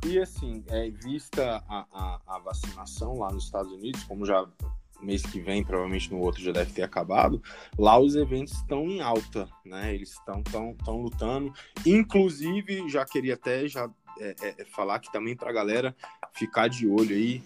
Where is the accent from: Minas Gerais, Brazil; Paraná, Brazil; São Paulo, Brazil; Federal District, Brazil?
Federal District, Brazil; Brasília; sou aqui de Brasília